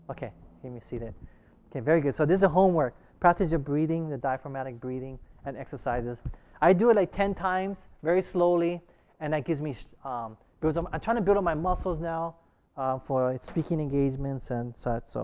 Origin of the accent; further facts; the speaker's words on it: Hawaii, United States; growing up in Hawaii, I and I went to, you know, I learned, I really learned Pidgin English really heavily